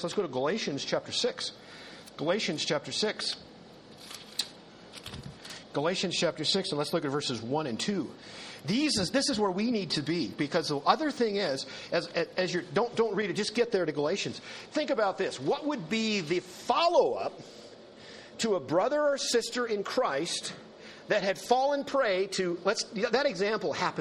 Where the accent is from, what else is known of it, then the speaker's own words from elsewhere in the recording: North Dakota, United States; in North Dakota, where I grew up